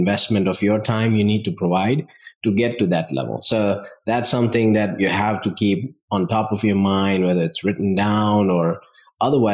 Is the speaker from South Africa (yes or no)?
no; India; moved away as an adult; now in United States; I grew up in India, family of business owners.